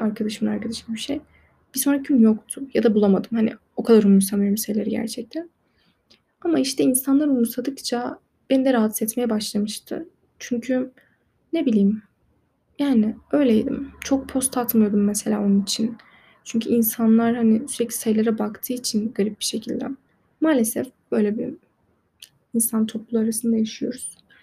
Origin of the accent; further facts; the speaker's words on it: Turkey; yabancı da değilim yani Türk'üm